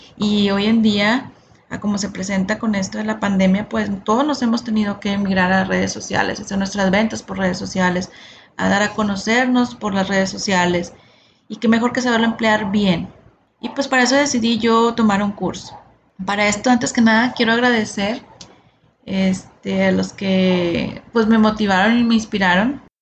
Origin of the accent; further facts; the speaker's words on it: Monterrey, Nuevo León, Mexico; nací aquí en Monterrey, Nuevo León, México